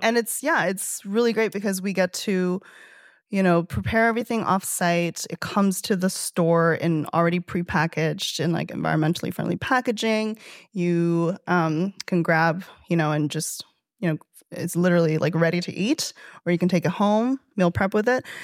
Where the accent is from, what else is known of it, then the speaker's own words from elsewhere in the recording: Chengdu, Sichuan, China; also born or lived in Toronto, Canada; now in New York City, United States; in my hometown